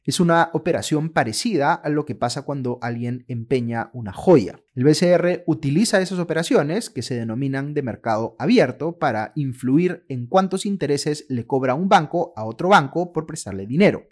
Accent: Peru; cómo funciona la economía en el Perú a partir de las reglas que ha establecido nuestra Constitución

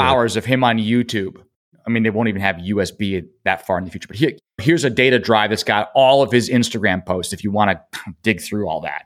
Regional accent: Rochester, New York, United States; We grew up in Rochester. My family were Kodak people.

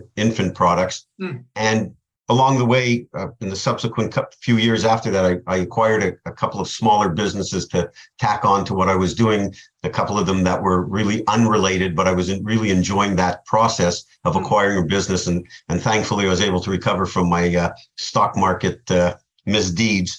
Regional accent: Montreal, Quebec, Canada; moved away as an adult; now in South Florida, United States; I grew up in Canada, in Montreal, Canada, and I've been living in South Florida for 27 years.

